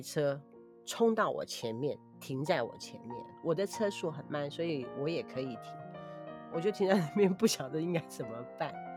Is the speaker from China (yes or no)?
no; Taiwan; 我们台湾人